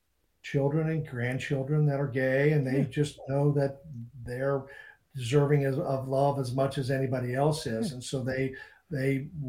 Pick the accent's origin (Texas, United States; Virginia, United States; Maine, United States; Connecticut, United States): Maine, United States; I wasn't born and raised in Maine